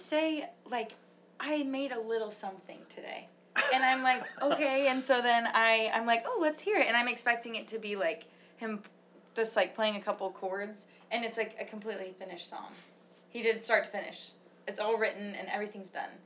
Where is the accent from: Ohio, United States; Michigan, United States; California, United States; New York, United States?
Michigan, United States; We're we're from Michigan